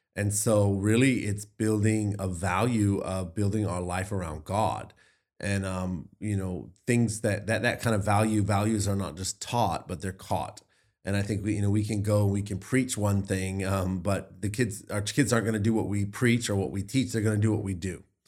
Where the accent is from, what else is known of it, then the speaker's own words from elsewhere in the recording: the Bible Belt, Southern United States, United States; I grew up in the Bible Belt